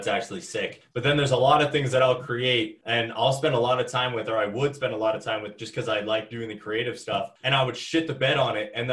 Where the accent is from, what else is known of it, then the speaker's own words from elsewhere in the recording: Ontario, Canada; growing up in Ontario